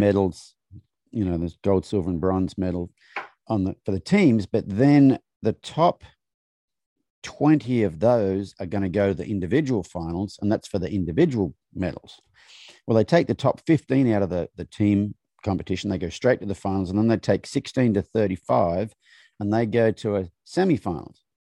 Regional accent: Australia; moved away; growing up in Australia

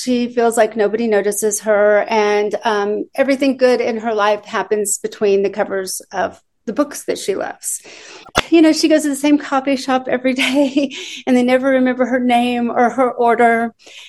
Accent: Austin, Texas, United States; moved away as an adult; also born or lived in Illinois / New York; now in Nashville, United States; we lived in Austin, Texas for most of my life. I moved from Illinois to Austin when I was a kid. And then we moved to New York for 2 years.

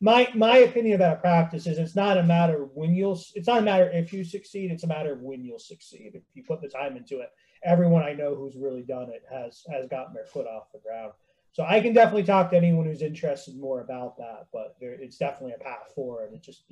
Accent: Vermont, United States; now in Boston, United States; I came from Vermont to Boston, so I kind of understand that.

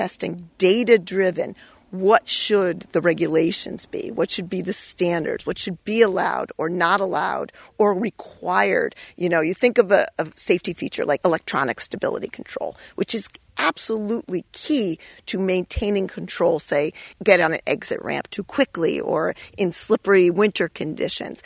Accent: East Hampton, Connecticut, United States; East Hampton, which is my hometown.

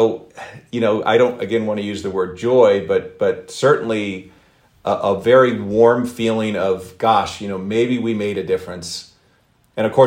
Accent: Philadelphia, Pennsylvania, United States; I'm from the Philadelphia area in the Philadelphia suburbs

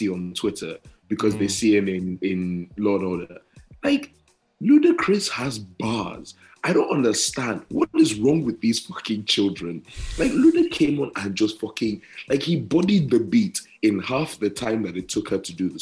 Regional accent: London, United Kingdom; also born or lived in North Wales; I'm from London.

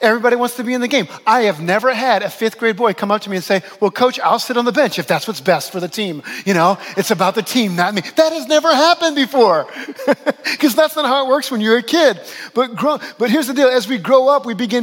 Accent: New Orleans, Louisiana, United States; moved away as an adult; also born or lived in Western New York; my hometown of New Orleans

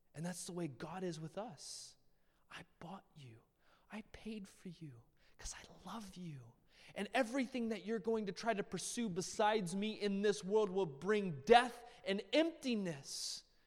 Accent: United States; we as Americans

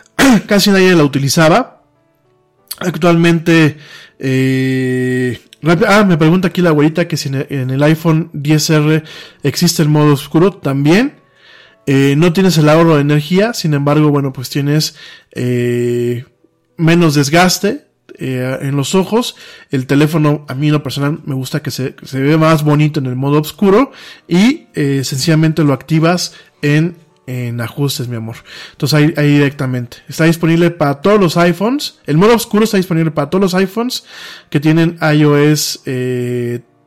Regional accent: Mexico; Nosotros como mexicanos

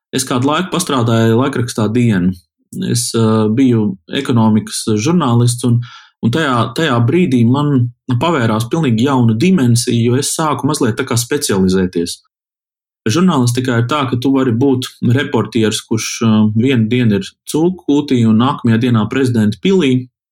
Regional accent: Kuldīga, Kurzeme, Latvia; esmu kuldīdznieks

